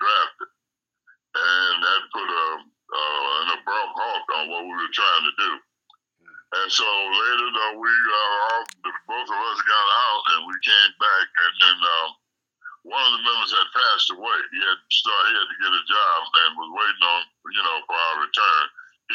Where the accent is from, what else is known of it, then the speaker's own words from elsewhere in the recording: Oakland, California, United States; I'm from Oakland